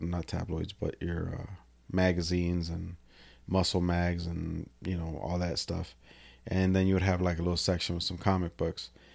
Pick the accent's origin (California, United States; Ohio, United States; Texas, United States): California, United States; Salinas; I'm from Salinas